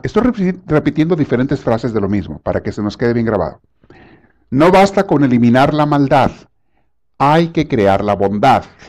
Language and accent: Spanish; Mexico; moved away; cuando yo estaba en la secundaria en México